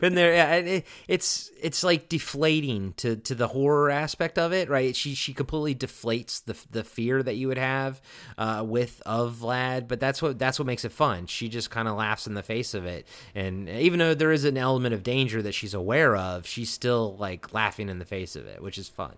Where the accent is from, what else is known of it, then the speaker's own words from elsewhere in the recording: Baltimore, Maryland, United States; Mister Baltimore himself, my hometown